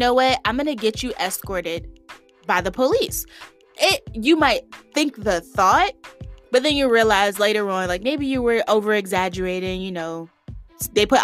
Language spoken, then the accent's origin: English; the South, United States; moved away as an adult; I'm from the South